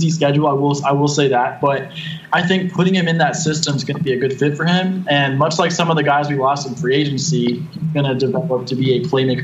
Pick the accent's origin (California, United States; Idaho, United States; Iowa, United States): California, United States; San Diego; being from the San Diego area in Southern California